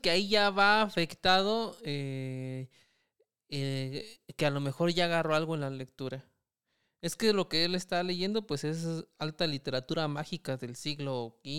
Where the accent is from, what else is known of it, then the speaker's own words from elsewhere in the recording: Michoacán, Mexico; que somos de Michoacán, sí.